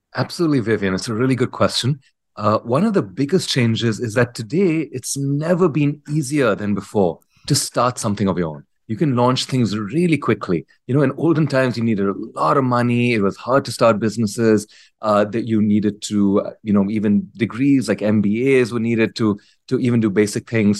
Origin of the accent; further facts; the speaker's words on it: India; moved away as an adult; also born or lived in United States; I grew up in India, uh, completed high school here